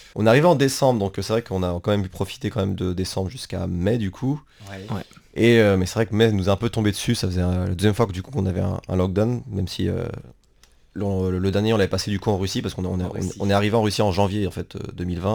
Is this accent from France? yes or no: yes; France; moved away; en tant que Français